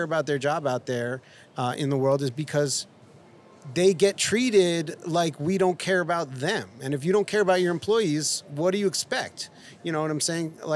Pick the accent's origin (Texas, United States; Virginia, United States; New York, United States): New York, United States; New York City; moved away as an adult; also born or lived in Boonton, New Jersey; now in Los Angeles, United States; growing up in New York City